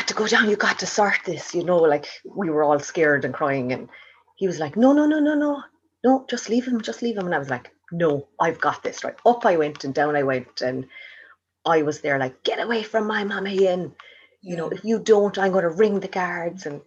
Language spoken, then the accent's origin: English; Kilworth, Munster, Ireland; also born or lived in Ballyhooly, County Cork / Tralee, County Kerry; I was born in Kilwert in County Cork.